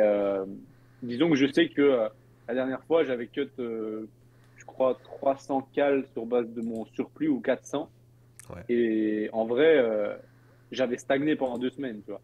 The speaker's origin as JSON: {"language": "French", "country": "Belgium", "said": "je suis belge"}